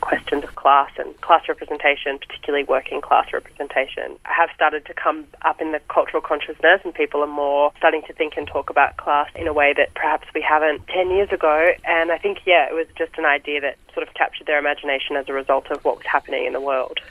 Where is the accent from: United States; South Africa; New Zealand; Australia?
Australia; Seymour, Victoria; moved away as an adult; now in Melbourne, Australia; I grew up in Seymour